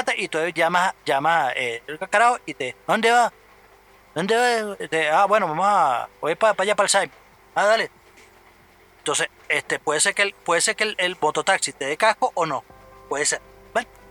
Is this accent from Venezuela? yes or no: yes; Venezuela; moved away; yo estoy en mi país, no jode, coño. Este no es mi ciudad, pero coño, es mi tierra